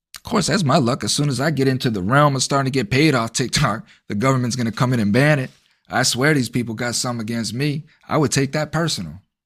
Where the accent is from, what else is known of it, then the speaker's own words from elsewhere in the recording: United States; American citizens